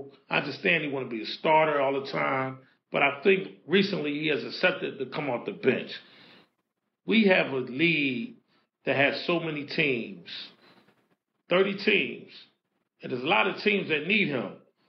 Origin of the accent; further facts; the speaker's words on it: Philadelphia, Pennsylvania, United States; coming from Philadelphia, the 215, the Delaware Valley area, born and raised in North Philadelphia.